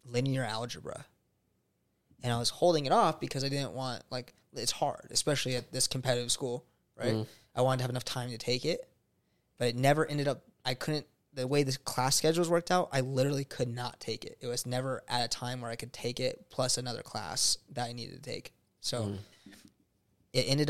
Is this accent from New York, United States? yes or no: no; Reno, Nevada, United States; moved away as an adult; also born or lived in San Diego, California; I came from Reno, Nevada